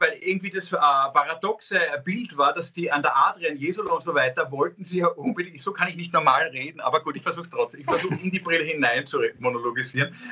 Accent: Vienna, Austria

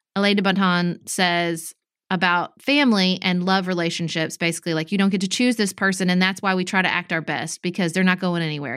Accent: United States; we as American citizens

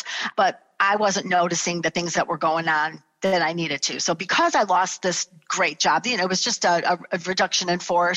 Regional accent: Chicago, Illinois, United States; moved away as an adult; also born or lived in Florida; we're all born and raised in Chicago

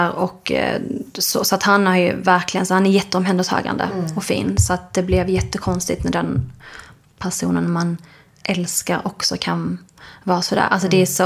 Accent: Skåne, Sweden; Alltså dels är jag uppväxt då i Skåne där det inte var så mycket andra sådana familjer där vi växte upp.

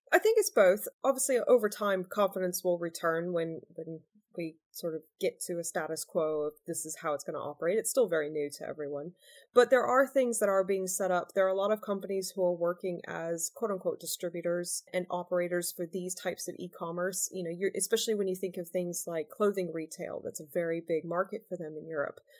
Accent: United States; now in United Kingdom; I was born in the US. I'm dual American British.

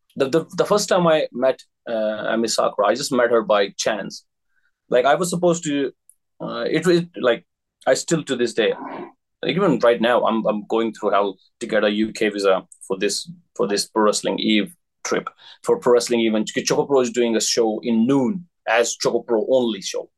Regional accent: India; moved away as an adult; now in Japan; I'm from India

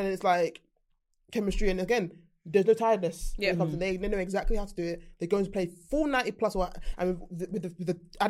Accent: Jamaica; I'm a Jamaican.

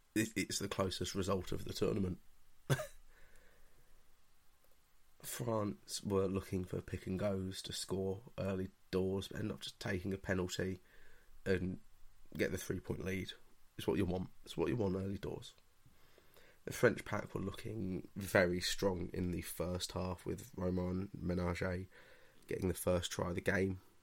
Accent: England, United Kingdom; I'm English

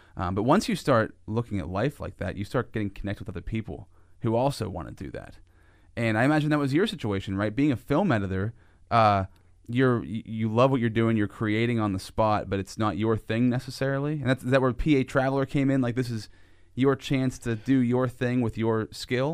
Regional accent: Sinking Valley, Pennsylvania, United States; I grew up in Sinking Valley when I was a kid, and, uh, Sinking Valley was all country land.

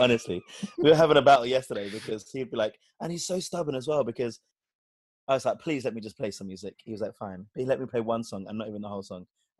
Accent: London, United Kingdom; I was like, London.

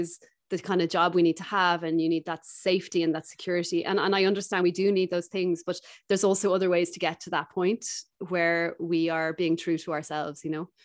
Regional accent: Dublin, Leinster, Ireland; moved away as an adult; also born or lived in South America; I'm from Dublin originally

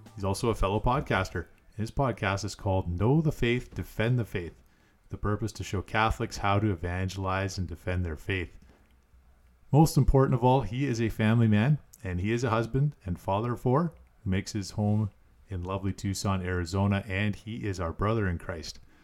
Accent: Canada; as a Canadian

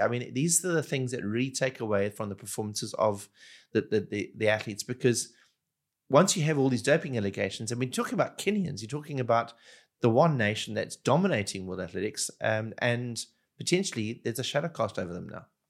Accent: Durban, KwaZulu-Natal, South Africa; I grew up in Durban, which is a very tropical part of South Africa

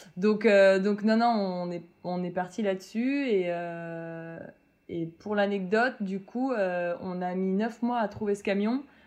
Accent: Metz, Grand Est, France; je viens de Metz et c'est euh, assez proche de l'Allemagne

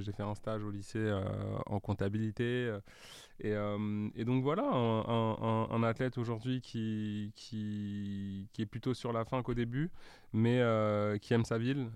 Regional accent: Paris, Île-de-France, France; j'ai grandi à Paris, mhm. euh, dans le 15e

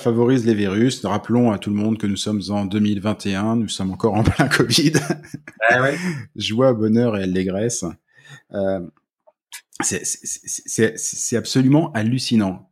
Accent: France; moved away; on est français

